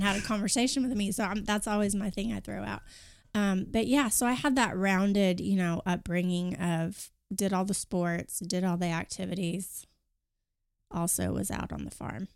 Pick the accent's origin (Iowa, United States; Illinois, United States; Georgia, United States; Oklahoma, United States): Oklahoma, United States; Kingfisher; I grew up in a small town northwest of Oklahoma City, Kingfisher